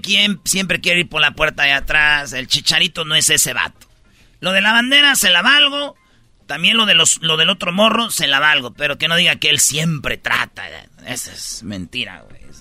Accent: Michoacán, Mexico; yo soy de Michoacán

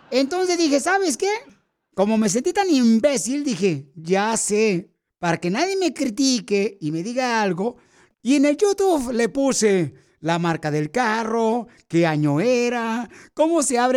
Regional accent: Puebla, Mexico; now in United States; Porque ¿a qué venimos de Puebla a Estados Unidos?

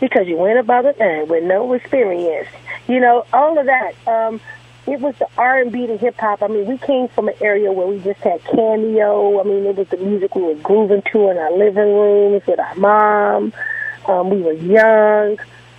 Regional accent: Los Angeles, California, United States; I'm from the West Coast

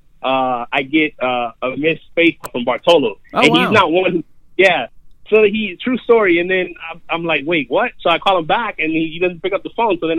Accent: Florida, United States; first language Spanish; English is a second language; moved away as an adult; now in New York, United States

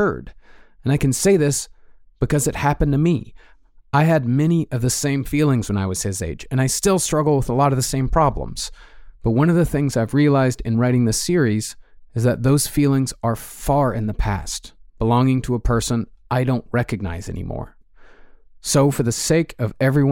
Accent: Texas, United States; I grew up in Texas

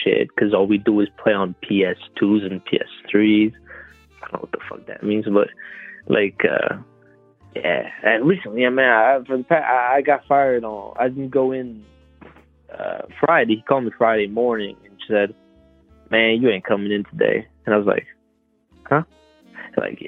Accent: Canada; I'm French Canadian

